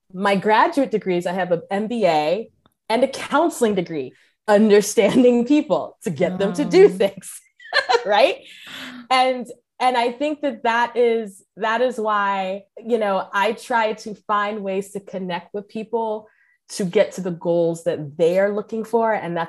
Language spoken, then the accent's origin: English; Cameroon; accent: American; also born or lived in United States; oh, you grew up in Cameroon, but you sound very American. I'm like, yeah, because I was born in the States.